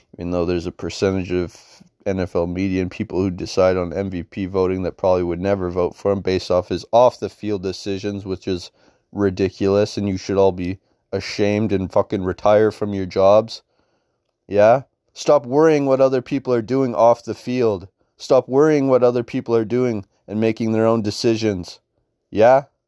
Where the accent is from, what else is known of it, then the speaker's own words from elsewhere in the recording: Canada; being a Canadian